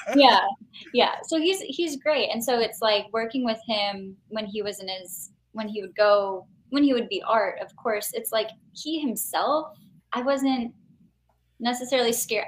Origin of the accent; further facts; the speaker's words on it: Chicago, Illinois, United States; I was born in the city, and then technically grew up in a suburb, and then moved back